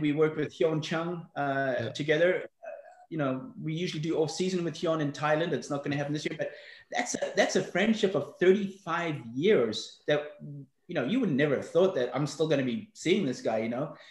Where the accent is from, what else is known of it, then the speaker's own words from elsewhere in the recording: Johannesburg, Gauteng, South Africa; also born or lived in Belfast, Northern Ireland; I was brought up in South Africa. I was born in Belfast, Northern Ireland. We left there when I was six. Um, uh, moved to, uh, to Johannesburg, South Africa